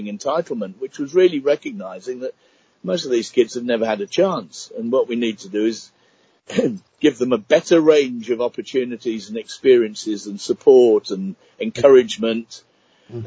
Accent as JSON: {"language": "English", "town": "Birmingham", "region": "West Midlands", "country": "United Kingdom", "tie": "born or raised there", "also_born_or_lived": "Hull / Kent", "said": "Moved to the Midlands when my dad got a better job in Birmingham, went to school in Birmingham"}